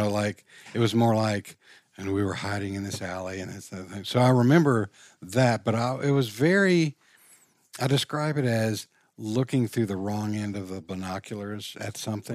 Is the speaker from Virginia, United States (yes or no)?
yes; Richmond, Virginia, United States; I grew up in Richmond, Virginia.